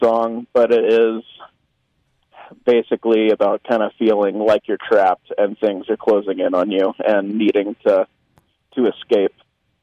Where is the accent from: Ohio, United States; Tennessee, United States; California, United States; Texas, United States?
Tennessee, United States; Memphis; I grew up in Memphis